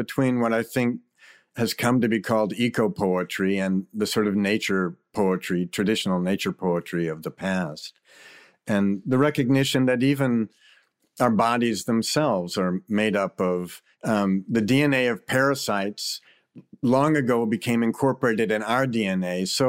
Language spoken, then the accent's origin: English; Virginia, United States; You know, I grew up in Virginia with just a single mother who was a school teacher and working all the time.